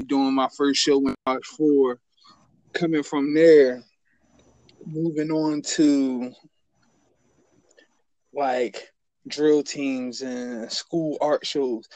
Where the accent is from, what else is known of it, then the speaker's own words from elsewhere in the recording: Philadelphia, Pennsylvania, United States; I'm from Philly, North Philly. North Philly to Frankfurt, Northeast, and man, all over actually